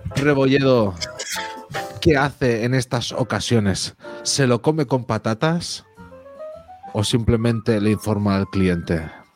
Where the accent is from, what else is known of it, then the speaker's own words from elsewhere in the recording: Catalonia, Spain; Soy catalán